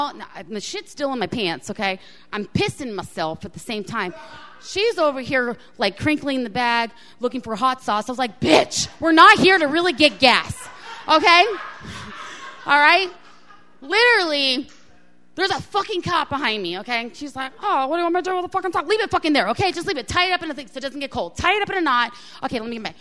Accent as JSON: {"language": "English", "region": "Florida", "country": "United States", "said": "I'm from Florida"}